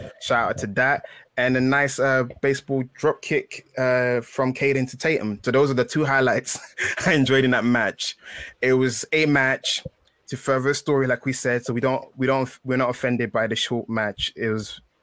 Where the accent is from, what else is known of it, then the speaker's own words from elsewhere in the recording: England, United Kingdom; I am English